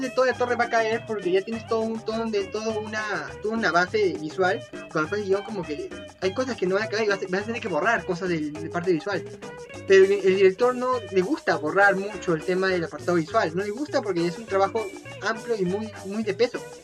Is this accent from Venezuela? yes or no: no; Peru; soy peruano y realmente me gusta apoyar el arte que se fabrica acá en Perú